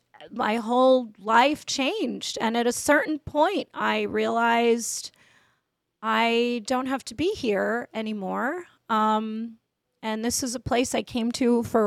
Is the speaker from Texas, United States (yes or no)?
no; northern New Jersey, United States; moved away as an adult; now in New York City, United States; I grew up in New Jersey